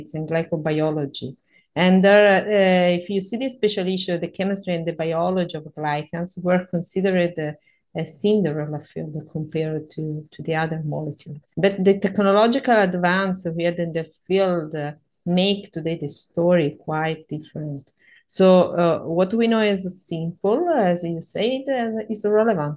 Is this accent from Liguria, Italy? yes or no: no; Calabria, Italy; English is a second language; moved away as an adult; also born or lived in Sicily; now in Florence, Italy; I come from the south of Italy, from a beautiful region that is named Calabria